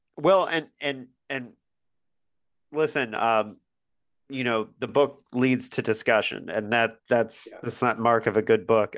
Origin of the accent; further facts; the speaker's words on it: Bloomington, Indiana, United States; my hometown of Bloomington, Indiana